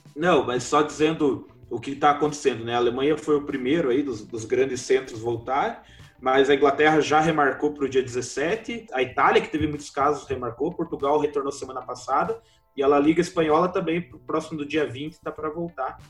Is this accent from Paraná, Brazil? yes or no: yes; Paraná, Brazil; somos do Paraná